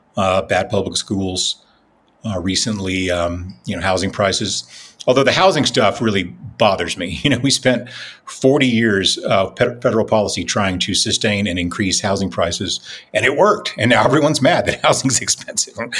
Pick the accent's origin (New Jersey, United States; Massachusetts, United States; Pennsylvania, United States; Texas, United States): Texas, United States; Lubbock; Lubbock, my hometown